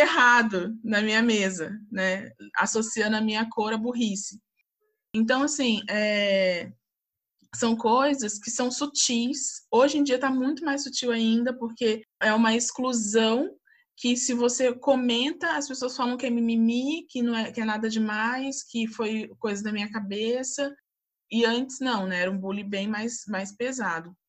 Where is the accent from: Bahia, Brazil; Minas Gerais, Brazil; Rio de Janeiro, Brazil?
Rio de Janeiro, Brazil; Volta Redonda; now in São José dos Campos, Brazil; nasci em Volta Redonda, vim para São José dos Campos